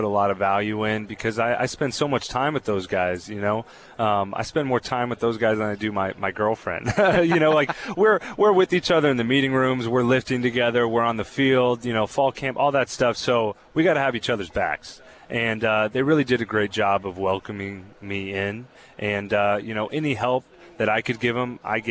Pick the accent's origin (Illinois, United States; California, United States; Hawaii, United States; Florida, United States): California, United States; I'm from California